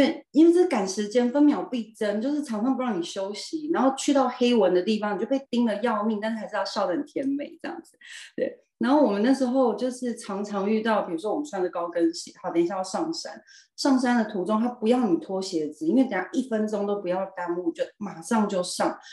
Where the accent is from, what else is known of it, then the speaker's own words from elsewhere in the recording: Hsinchu, Hsinchu City, Taiwan; 我是土生土长的新竹人